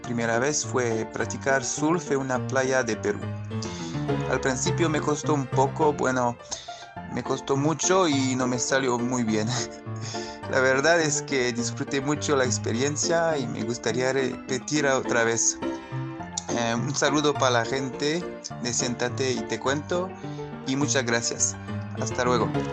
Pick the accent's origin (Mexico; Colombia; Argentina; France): France; soy francés